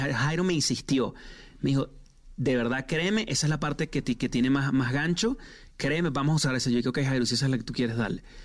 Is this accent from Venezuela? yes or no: yes; Venezuela; yo soy venezolano también, en Venezuela se dice marrones